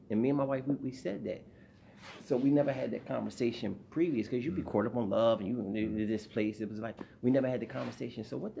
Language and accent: English; Philadelphia, Pennsylvania, United States; Well, I come from South Philly.